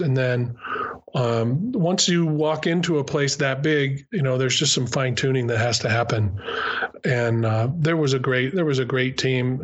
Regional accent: New Mexico, United States; moved away as an adult; also born or lived in California; I'm actually from New Mexico

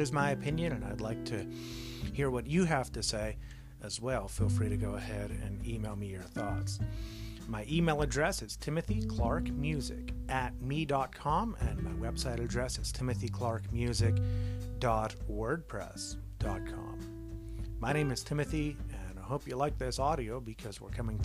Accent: United States; as American citizens

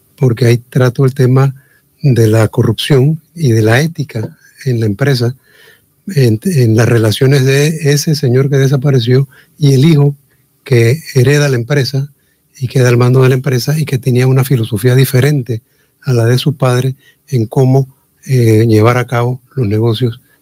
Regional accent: Chiriquí, Panama; somos nosotros todos chiricanos

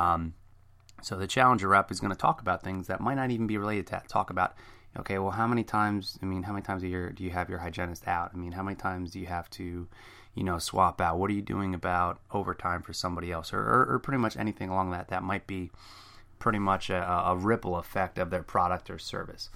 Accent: New Jersey, United States; I'm from Jersey, a very fast talker

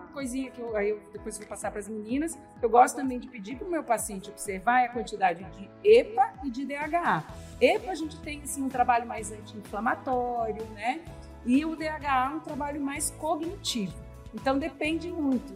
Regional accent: Palmas, Tocantins, Brazil; Palmas Tocantins

